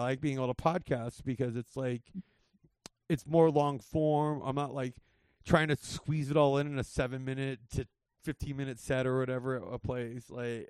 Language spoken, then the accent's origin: English; Whittier, California, United States; I grew up in L.A. I grew up in Whittier. You know, I grew up in the area.